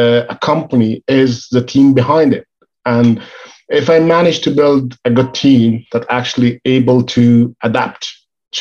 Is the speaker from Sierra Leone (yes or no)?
no; Egypt; moved away as an adult; now in United Kingdom; I moved from Egypt to the UK